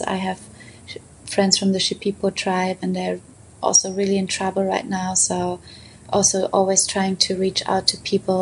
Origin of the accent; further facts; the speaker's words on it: Potsdam, Brandenburg, Germany; now in Berlin, Germany; we have Brandenburg, where I'm actually from Potsdam, which is just half an hour away